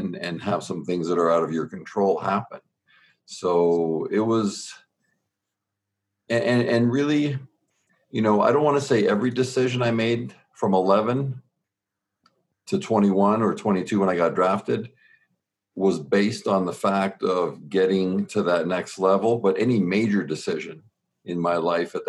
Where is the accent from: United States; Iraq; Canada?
Canada; Southern Ontario; born and raised in Southern Ontario in Canada, we were 45 minutes from Buffalo and about 3 hours from Detroit